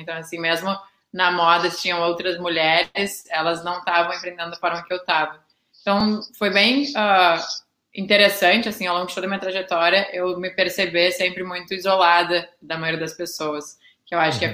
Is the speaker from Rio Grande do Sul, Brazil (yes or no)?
yes; Porto Alegre, Rio Grande do Sul, Brazil; moved away as an adult; also born or lived in Pelotas; eu realmente sou gaúcha, eu morei, eu nasci em Pelotas, mas nunca cheguei a morar lá, uh, morei a vida inteira em Porto Alegre